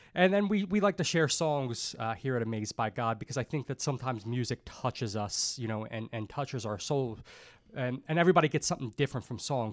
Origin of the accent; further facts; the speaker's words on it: Dundalk, Maryland, United States; I grew up in Dundalk